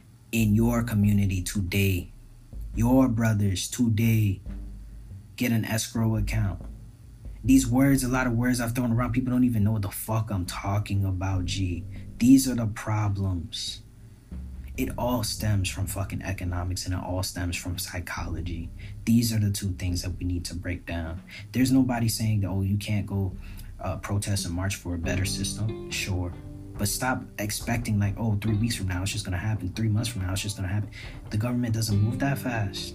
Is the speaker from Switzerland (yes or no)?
no; Barbados; now in United States; my Caribbean people raised me, those are my parents, that's my family, that's my family